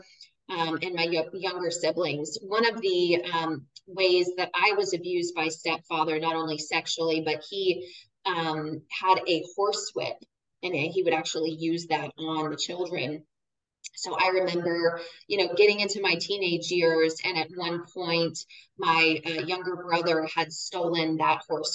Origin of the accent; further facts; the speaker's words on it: near San Francisco, California, United States; I was born near San Francisco, California